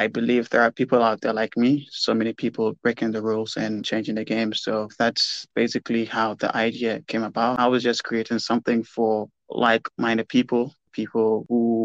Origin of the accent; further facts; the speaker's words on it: Ghana; In Ghana in particular